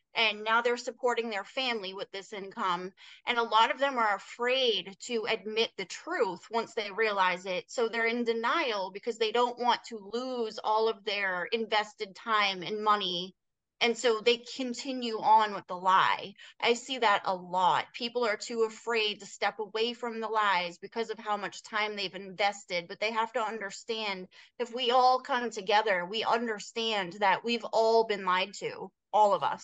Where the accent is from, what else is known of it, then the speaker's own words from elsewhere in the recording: Massachusetts, United States; moved away; I'm actually from Massachusetts originally. I don't live there now, but that's where I was born and raised